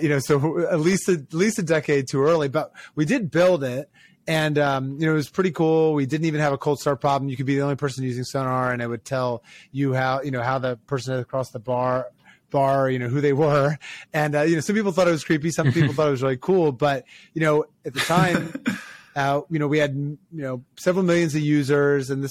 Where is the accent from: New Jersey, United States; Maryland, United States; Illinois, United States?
Maryland, United States; Ocean City; I grew up in Ocean City, Maryland